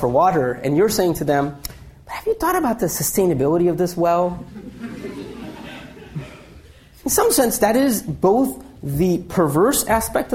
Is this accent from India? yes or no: yes; India; being Indian